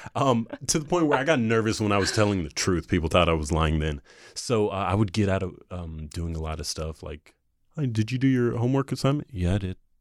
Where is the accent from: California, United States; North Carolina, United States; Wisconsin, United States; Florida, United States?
North Carolina, United States; growing up in North Carolina